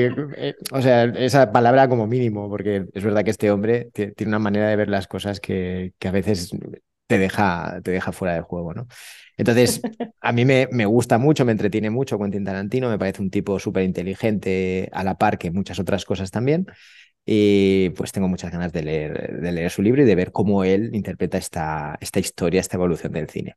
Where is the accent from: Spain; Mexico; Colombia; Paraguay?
Spain; Catalonia; now in Málaga, Spain; como buen catalán